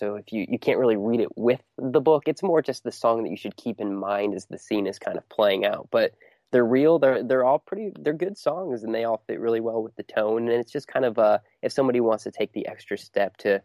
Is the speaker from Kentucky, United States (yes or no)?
no; Ohio, United States; I grew up in Ohio